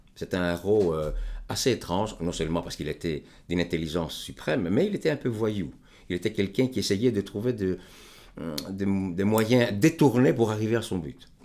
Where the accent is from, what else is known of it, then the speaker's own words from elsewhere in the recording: Greece; moved away as an adult; je suis grec. Et euh, je me suis éloigné de mon pays depuis maintenant, depuis 1968